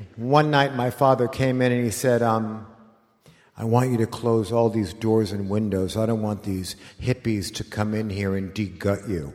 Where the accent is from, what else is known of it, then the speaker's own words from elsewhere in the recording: Los Angeles, California, United States; when you were a kid like me in nineteen seventy, growing up in Los Angeles